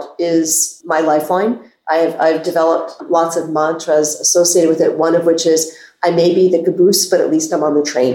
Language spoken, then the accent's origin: English; Reston, Virginia, United States; moved away as an adult; also born or lived in Herndon, Virginia; now in Bethesda, United States; growing up in Herndon and Reston, I knew I wanted to be inside the Beltway.